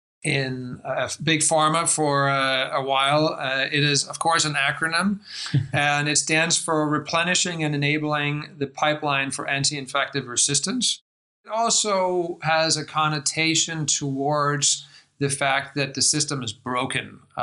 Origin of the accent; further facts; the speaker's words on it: Denmark; accent: American; English is a second language; moved away as an adult; also born or lived in United States; You can probably tell from my accent that I spend a lot of time in the United States. I grew up in Denmark on a farm, not terribly far from here, with horses and chickens, and then went to the States for college